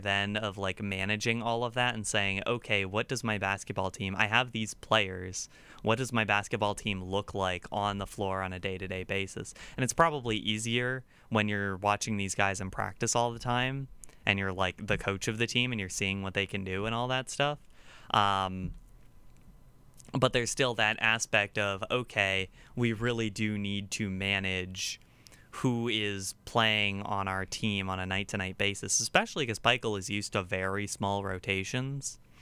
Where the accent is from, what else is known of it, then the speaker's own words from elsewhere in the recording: Virginia, United States; I'm the one from Virginia